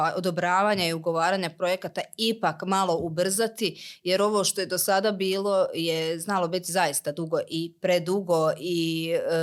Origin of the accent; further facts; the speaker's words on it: Slavonski Brod, Brod-Posavina County, Croatia; kod nas u Brodu